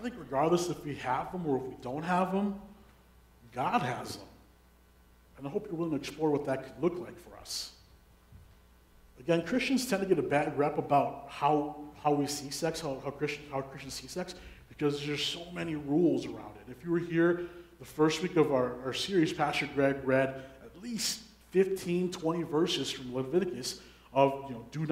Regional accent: Minneapolis–Saint Paul, Minnesota, United States; I was born and raised in the Twin Cities during the 90s.

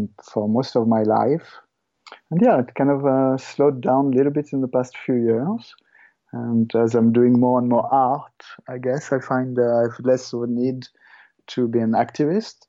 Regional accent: Paris, Île-de-France, France; also born or lived in Ireland / Australia; now in Perth, Canada; I grew up in France, in Paris

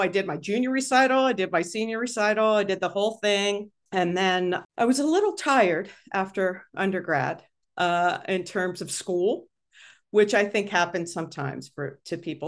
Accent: Pittsburgh, Pennsylvania, United States; I grew up in Pittsburgh

